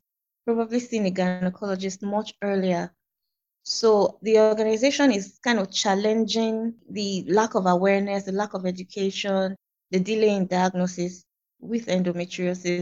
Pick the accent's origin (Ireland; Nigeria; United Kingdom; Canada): Nigeria; I'm from Nigeria.